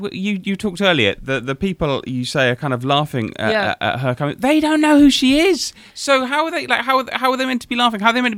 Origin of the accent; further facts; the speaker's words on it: United Kingdom; I am British